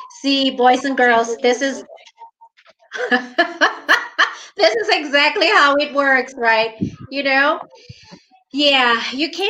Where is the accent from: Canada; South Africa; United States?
South Africa; So I'm streaming from South Africa. You're streaming from New Zealand. Both of us are we're dual citizens, right? You are American Kiwi. I'm South African American.